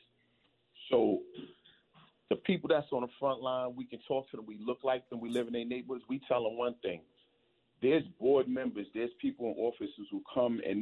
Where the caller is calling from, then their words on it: New York, United States; I'm calling from New York